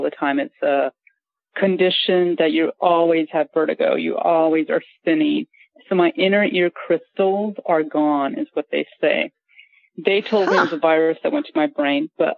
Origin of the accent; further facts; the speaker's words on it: Glendale, California, United States; I'm calling from Port St. Lucie, but I'm with my dad who's ill. But I'm from California, from LA, like Glendale, California